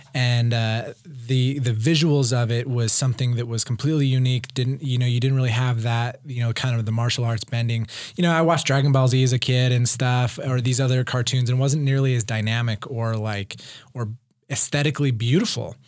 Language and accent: English; Provo, Utah, United States; I grew up in Provo on, in the foothills of Wye Mountain.